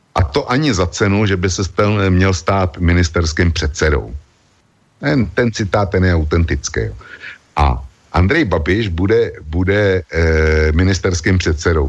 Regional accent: Czechia; u nás v Čechách

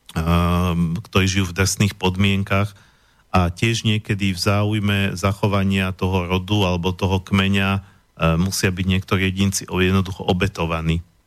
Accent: Slovakia; som hrdý Slovák

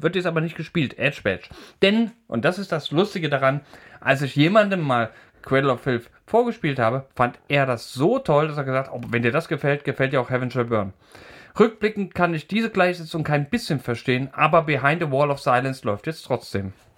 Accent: Thuringian Forest, Germany; ich komme ja aus dem Thüringer Wald

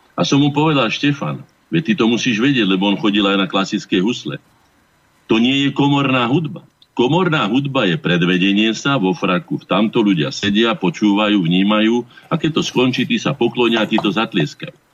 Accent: Slovakia; keď som sa ja narodil ako Slovák

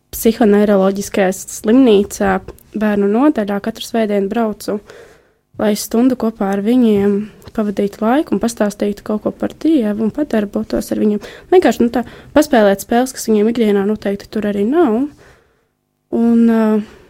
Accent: Jelgava, Jelgava Municipality, Latvia; Es nāku no Jālgavas

